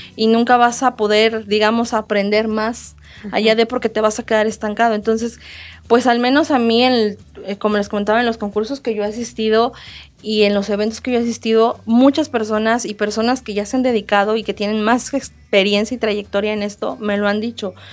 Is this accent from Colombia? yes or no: no; colonia Los Olvera, Querétaro, Mexico; en la colonia Los Olvera, de donde soy originaria